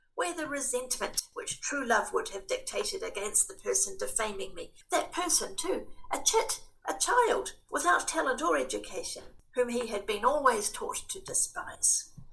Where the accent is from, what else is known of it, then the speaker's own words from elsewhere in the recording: Christchurch, Canterbury, New Zealand; moved away as an adult; now in Wellington, New Zealand; I'm born and bred in Christchurch, have lived in Wellington for quite some years now.